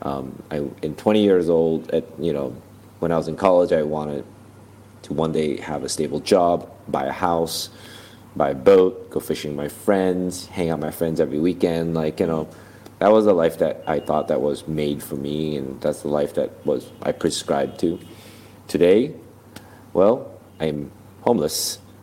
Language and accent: English; Malaysia; first language English; moved away as an adult; now in United States; as a kid growing up in Malaysia